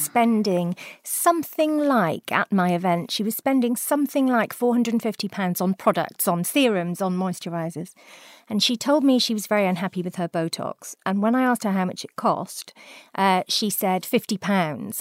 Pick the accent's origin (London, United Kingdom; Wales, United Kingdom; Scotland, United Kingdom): Wales, United Kingdom; South; I come from South Wales